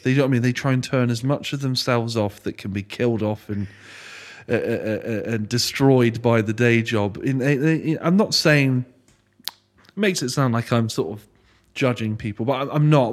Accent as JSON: {"language": "English", "town": "Frome", "region": "South West England", "country": "United Kingdom", "tie": "born or raised there", "said": "I grew up, born and bred in Froome. So I've been here twenty-eight years."}